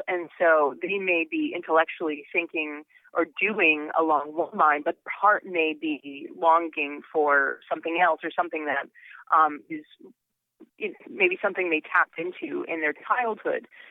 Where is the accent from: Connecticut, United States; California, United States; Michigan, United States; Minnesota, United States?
Connecticut, United States; I grew up in Connecticut